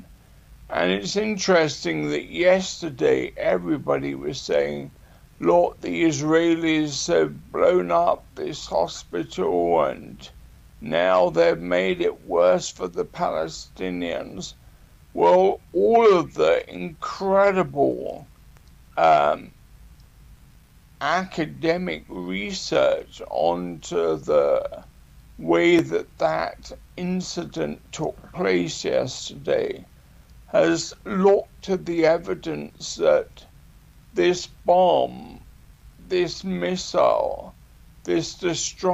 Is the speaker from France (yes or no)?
no; United Kingdom; even though I'm a Brit